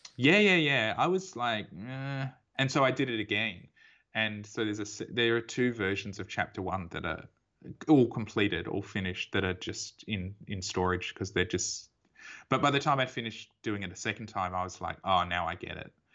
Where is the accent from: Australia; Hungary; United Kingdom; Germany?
Australia; Perth, Western Australia; I was born in Perth and I've lived here my whole life